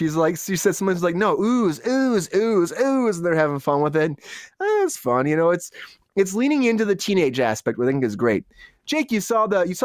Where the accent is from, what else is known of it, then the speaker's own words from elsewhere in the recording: Michigan, United States; I know we're all here from Michigan.